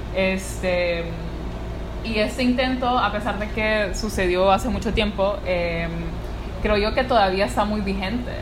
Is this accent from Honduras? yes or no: yes; La Ceiba, Atlántida, Honduras; soy de la Ceiba